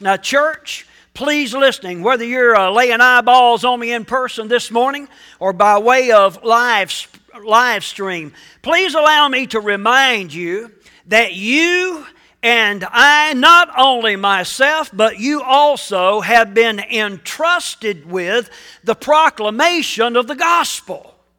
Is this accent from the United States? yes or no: yes; United States; also born or lived in Ridgeway, Virginia; I love being an American